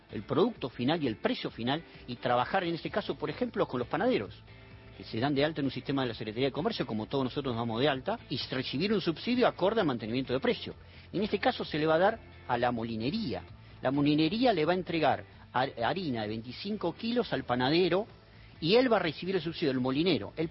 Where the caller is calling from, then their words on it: Gualeguaychú, Entre Ríos, Argentina; Hola chicos, hermoso programa. … de Gualeguaychú, Entre Ríos.